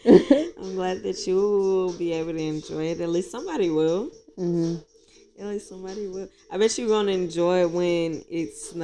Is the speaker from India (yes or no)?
no; Houston, Texas, United States; now in Atlanta, United States; My Texas people, Houston people can understand.